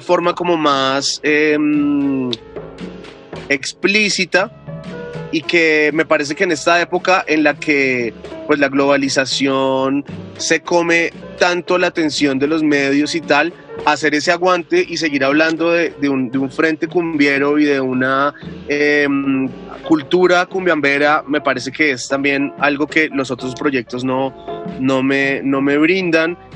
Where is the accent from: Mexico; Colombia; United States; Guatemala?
Colombia; a nosotros en un primer momento como colombianos